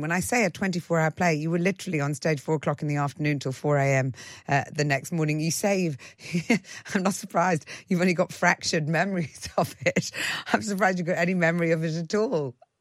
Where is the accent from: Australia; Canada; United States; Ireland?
Ireland; I was brought up in Ireland